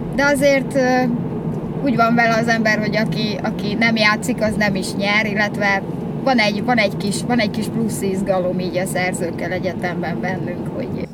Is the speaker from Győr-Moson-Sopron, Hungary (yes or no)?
yes; Győr, Győr-Moson-Sopron, Hungary; born or raised there; moved away as an adult; now in Budapest, Hungary